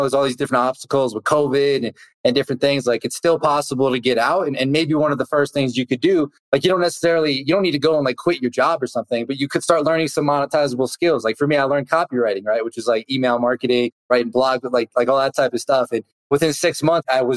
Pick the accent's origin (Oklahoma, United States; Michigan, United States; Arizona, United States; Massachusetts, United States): Massachusetts, United States; Boston; I grew up around the Boston area